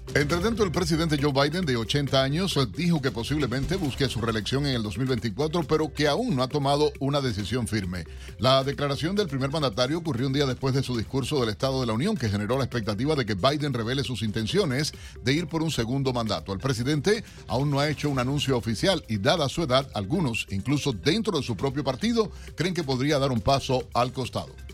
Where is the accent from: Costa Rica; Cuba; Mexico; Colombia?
Cuba; now in United States; como decimos los cubanos